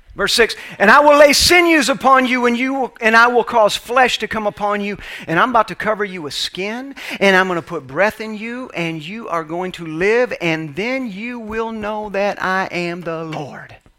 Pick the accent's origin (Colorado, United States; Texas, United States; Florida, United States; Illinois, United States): Florida, United States; Orlando; I'm actually from Orlando, Florida